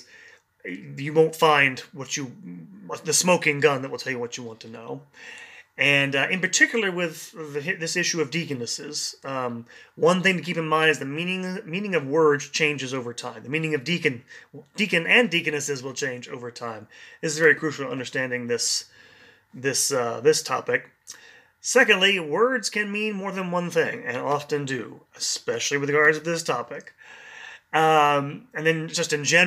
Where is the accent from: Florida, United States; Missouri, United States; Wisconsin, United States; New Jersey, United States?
Missouri, United States; Kansas City; the first lecture I gave in Kansas City, Missouri, where I do these lectures on site for people in the young adult community in my hometown